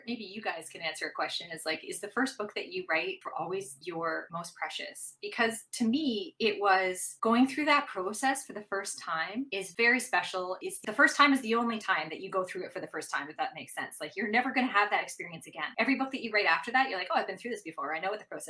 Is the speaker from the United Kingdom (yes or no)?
no; Canada; also born or lived in Venice, Italy; I'm Canadian